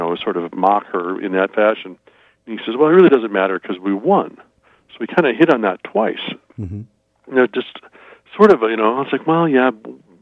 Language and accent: English; Minnesota, United States; growing up in Minnesota